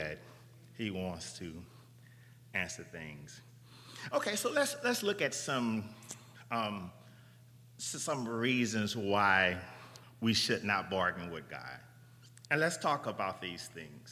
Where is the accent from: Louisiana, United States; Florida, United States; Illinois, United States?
Louisiana, United States; New Orleans; I'm from New Orleans